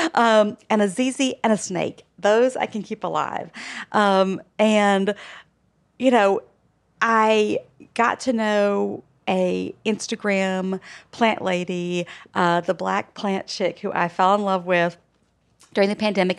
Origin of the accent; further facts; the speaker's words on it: Alabama, United States; moved away; We are from Alabama